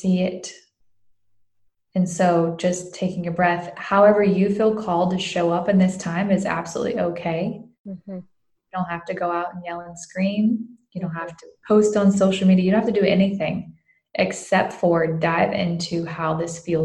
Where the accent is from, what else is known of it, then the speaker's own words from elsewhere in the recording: the South, United States; I grew up in the South